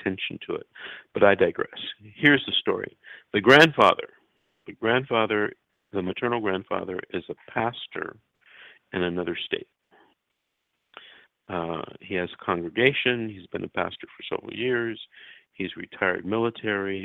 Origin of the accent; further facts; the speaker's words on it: Los Angeles, California, United States; I'm from Los Angeles. I grew up in Los Angeles